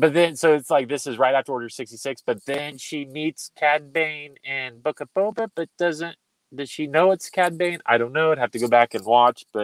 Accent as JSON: {"language": "English", "country": "Ireland", "said": "I'm Irish."}